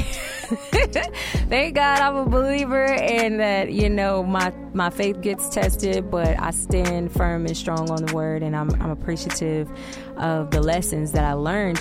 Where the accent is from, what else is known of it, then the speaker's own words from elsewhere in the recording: Little Rock, Arkansas, United States; moved away as an adult; also born or lived in Malvern, Arkansas / Hot Springs, Arkansas / Jonesboro, Arkansas; now in Tulsa, United States; my hometown in Little Rock